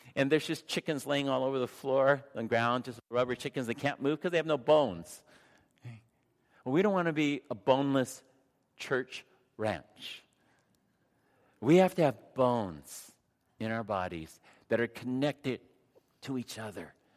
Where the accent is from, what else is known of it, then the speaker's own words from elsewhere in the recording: San Diego, California, United States; I grew up in San Diego